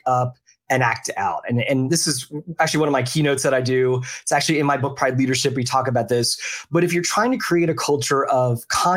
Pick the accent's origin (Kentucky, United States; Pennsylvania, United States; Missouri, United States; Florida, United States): Pennsylvania, United States; Philadelphia; also born or lived in the South (US); now in the South, United States; I grew up in the Philadelphia area